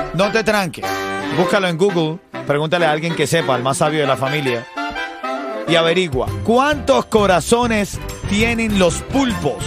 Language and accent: Spanish; Venezuela; moved away; como venezolano